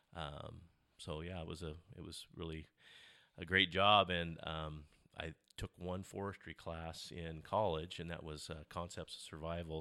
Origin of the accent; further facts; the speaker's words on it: Olney, Oregon, United States; I grew up out in the Olney area, uh, went to Olney School